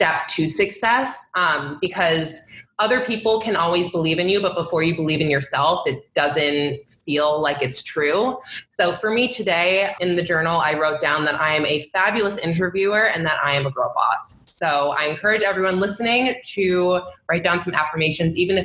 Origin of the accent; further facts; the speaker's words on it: Long Island, New York, United States; I'm originally from Long Island